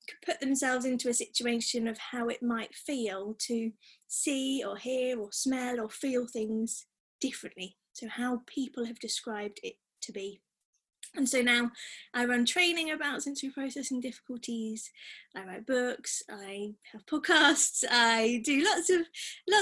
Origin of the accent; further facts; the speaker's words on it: Devon, South West England, United Kingdom; moved away as an adult; also born or lived in London; now in Sheffield, United Kingdom; I'm originally from Devon